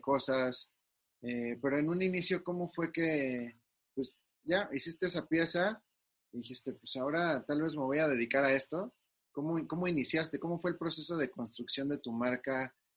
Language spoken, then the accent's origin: Spanish; Mexico; nosotros como mexicanos